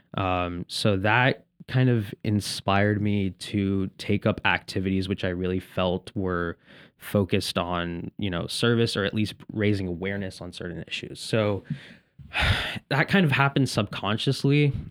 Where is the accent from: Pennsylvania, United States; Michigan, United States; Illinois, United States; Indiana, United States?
Indiana, United States; Indianapolis; I'm from the Midwest originally. I was born in Indianapolis